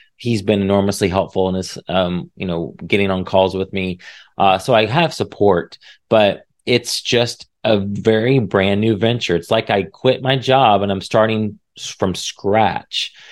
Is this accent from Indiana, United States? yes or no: yes; Indiana, United States; moved away as an adult; now in Texas, United States; I was from Indiana